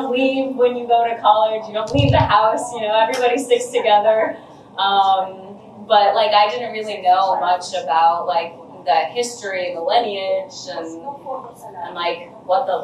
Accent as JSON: {"language": "English", "country": "United States", "tie": "born or raised there", "said": "I was definitely raised very American"}